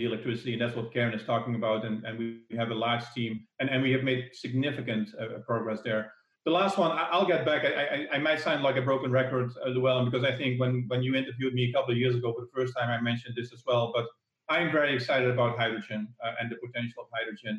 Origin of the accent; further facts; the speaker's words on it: Netherlands; the Netherlands, actually, my home country